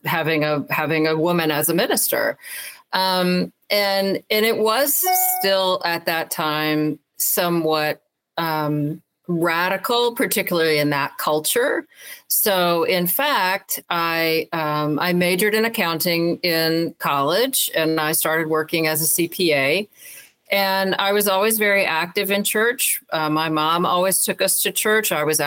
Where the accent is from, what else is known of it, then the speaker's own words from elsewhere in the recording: Alabama, United States; I grew up mostly in Alabama, so there were not a lot of women pastors that I knew.